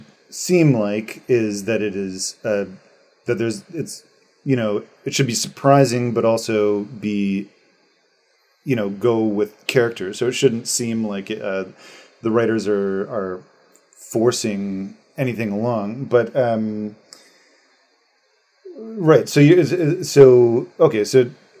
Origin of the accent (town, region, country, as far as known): Canada